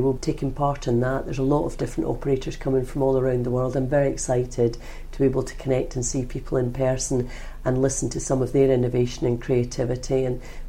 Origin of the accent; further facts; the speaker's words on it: Scotland, United Kingdom; now in London, United Kingdom; I, being Scottish